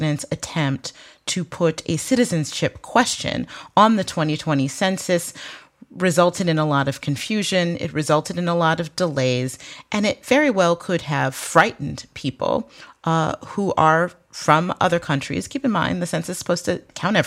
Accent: Michigan, United States; my home state of Michigan

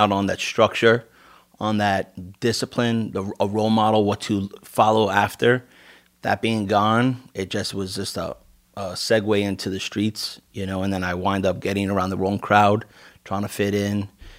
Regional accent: New York City, New York, United States; moved away; raised in Queens.

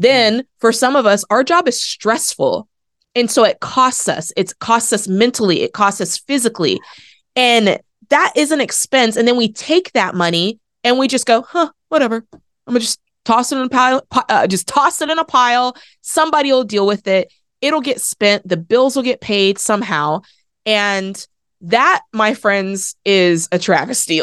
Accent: Oregon, United States; I grew up in Oregon

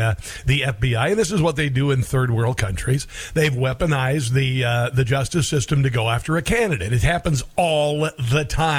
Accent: Iowa, United States; moved away; my home state of Iowa

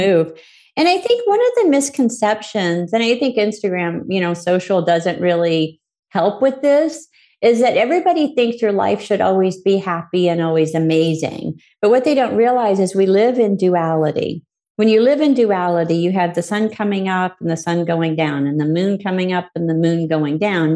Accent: Arkansas, United States; I was born in Arkansas to two parents that we were what you probably consider poor.

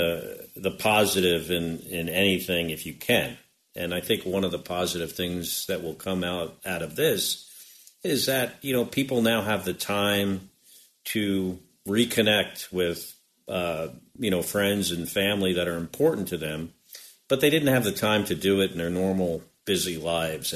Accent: West Orange, New Jersey, United States; Born in Orange, lived in West Orange

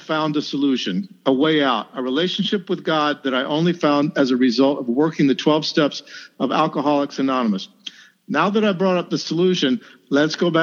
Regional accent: North Carolina, United States; my hometown in North Carolina

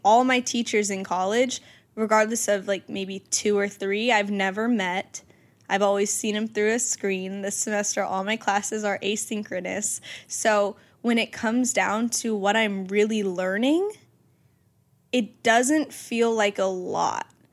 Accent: Georgia, United States; moved away; my hometown friends

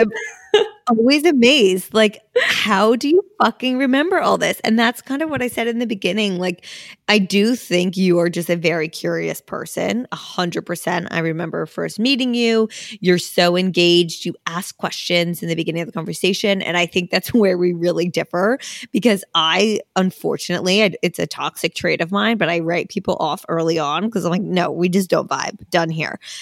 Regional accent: New Jersey, United States; moved away as an adult; also born or lived in Pennsylvania; now in New York, United States; I grew up in New Jersey, I went to college in Pennsylvania, and we all ended up in New York

